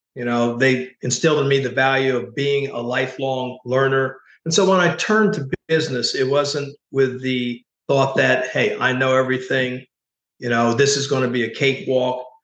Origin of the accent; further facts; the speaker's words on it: Oxford, Pennsylvania, United States; I grew up in the Lincoln University, Oxford, PA area of southern Chester County.